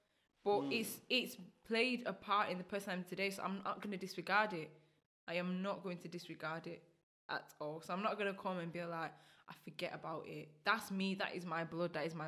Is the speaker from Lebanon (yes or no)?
no; United Kingdom; also born or lived in Burundi / Rwanda; I've been here since I was 2, so a massive part of me is still the UK.